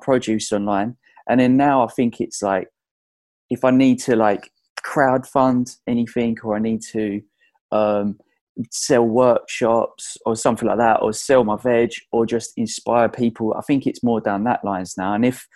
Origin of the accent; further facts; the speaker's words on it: Essex, East of England, United Kingdom; I'm from Essex